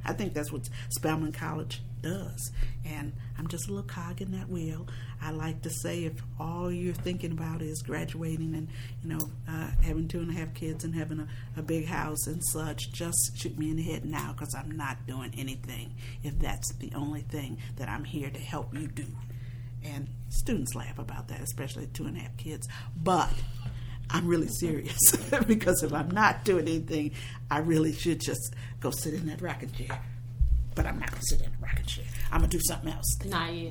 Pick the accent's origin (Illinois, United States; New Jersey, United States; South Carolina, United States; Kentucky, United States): Illinois, United States; Chicago; I was born and bred in Chicago, Illinois